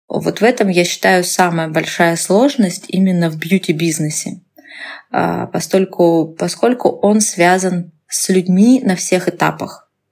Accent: Russia; moved away as an adult; now in Novosibirsk, Russia; я была в родном городе

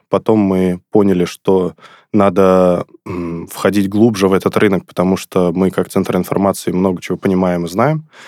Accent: Sterlitamak, Bashkortostan, Russia; город Стерлитамак. Это город, откуда я родом, город, где я учился в школе

